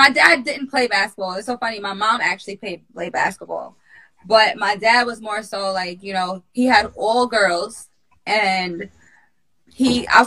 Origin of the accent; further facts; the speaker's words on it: West Babylon, New York, United States; I grew up in West Babylon, New York